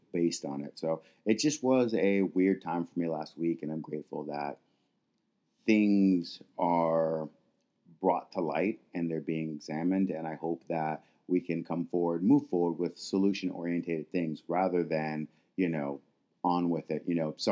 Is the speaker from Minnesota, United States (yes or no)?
yes; Minneapolis, Minnesota, United States; moved away; I am from Minneapolis, Minnesota, and the death that happened, to Floyd and the protesting, all of that is where my childhood used to be